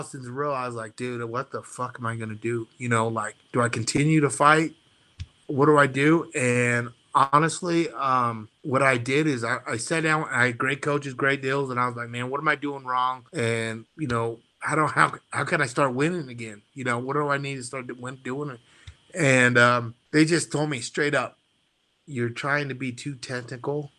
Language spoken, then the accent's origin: English; North Platte, Nebraska, United States; I'm a kid from North Platte, Nebraska, small town